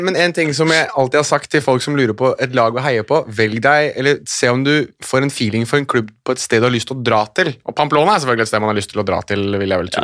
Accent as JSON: {"language": "Norwegian", "region": "Oslo", "country": "Norway", "tie": "born or raised there", "said": "jeg er født og oppvokst i Oslo sentrum"}